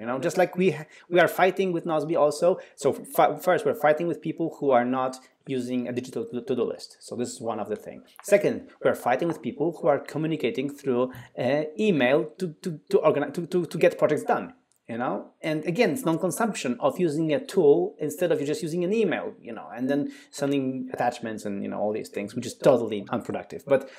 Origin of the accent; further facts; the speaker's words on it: Poland; English is a second language; we are both from Poland, and Poland, a country, quite a big country in the Central Eastern Europe, actually is pretty advanced in contactless payments.